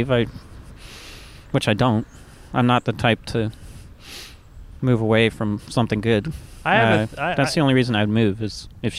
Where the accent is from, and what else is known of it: Kingston, Ontario, Canada; born or raised there